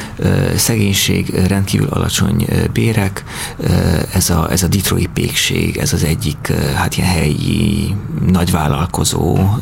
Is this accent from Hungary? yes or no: no; Cluj-Napoca, Cluj County, Romania; moved away; én Kolozsán születtem, ott nőttem fel